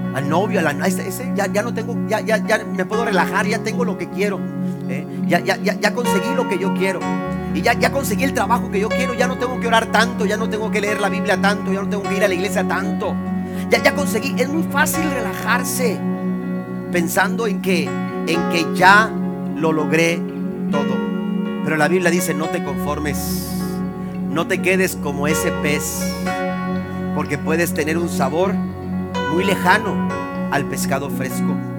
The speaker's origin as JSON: {"language": "Spanish", "town": "Tampico", "region": "Tamaulipas", "country": "Mexico", "moved": "yes", "said": "De donde yo vengo, que es el puerto de Tampico, la ciudad de Dios"}